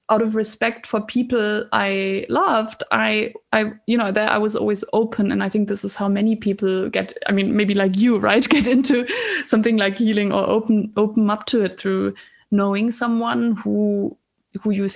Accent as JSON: {"language": "English", "country": "Germany", "also_born_or_lived": "Scotland / Oxford", "moved": "as an adult", "said": "I moved away from Germany to study first in Scotland and then in Oxford."}